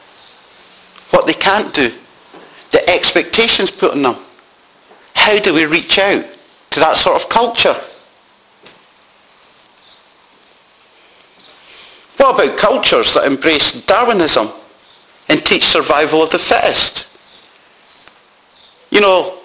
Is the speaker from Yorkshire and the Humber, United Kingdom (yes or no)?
no; Scotland, United Kingdom; now in Doncaster, United Kingdom; being brought up as a Scotsman